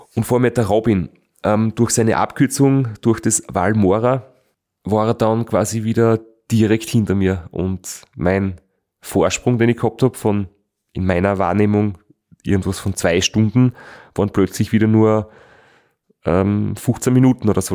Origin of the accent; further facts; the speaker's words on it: Austria; in Österreich eingefahren bin, wo ich mir gedacht habe, jetzt kommt mein Heimatland